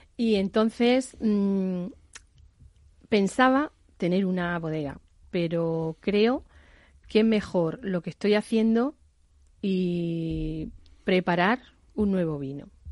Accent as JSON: {"language": "Spanish", "town": "Jumilla", "region": "Region of Murcia", "country": "Spain", "said": "yo soy de Jumilla, región Murcia"}